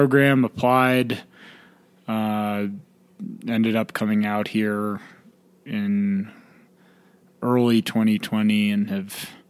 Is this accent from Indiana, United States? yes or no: no; New York City, New York, United States; moved away as an adult; now in San Luis Valley, Colorado, United States; Not from here. I grew up in Manhattan, New York.